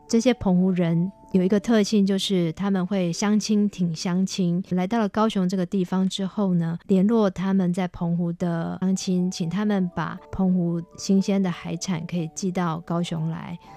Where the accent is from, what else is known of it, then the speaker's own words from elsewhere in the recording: Tainan, Taiwan; 我是台南人